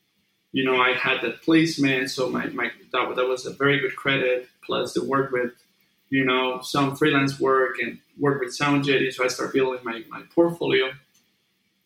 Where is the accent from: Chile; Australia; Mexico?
Mexico; moved away as an adult; now in California, United States; when I was back in Mexico